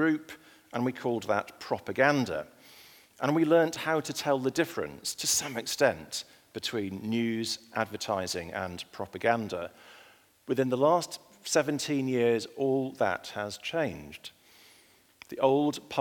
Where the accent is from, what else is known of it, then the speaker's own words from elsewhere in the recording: Ulleskelf, Yorkshire and the Humber, United Kingdom; now in London, United Kingdom; I grew up in a village called Ullaskelf in Yorkshire in the north of England